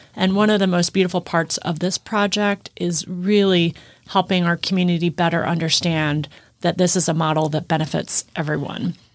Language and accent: English; Midwest, United States; moved away as an adult; also born or lived in East Coast; now in Texas, United States; I grew up in the Midwest